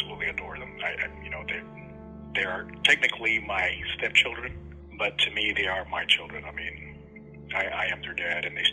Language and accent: English; Los Angeles, California, United States; also born or lived in Juarez, Mexico; I ended up moving to L.A., Los Angeles, California, where I grew up